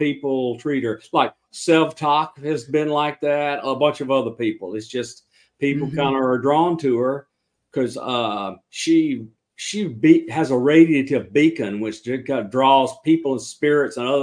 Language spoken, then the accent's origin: English; Southwest Alabama, United States; also born or lived in Lebanon, Tennessee; I was born in Lebanon, Tennessee, and when I was a year old, I moved to Southwest Alabama